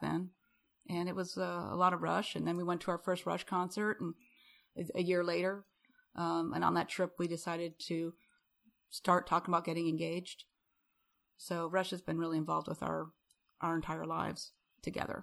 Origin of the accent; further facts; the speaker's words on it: Rapid City, South Dakota, United States; now in Houston, United States; I'm from Rapid City.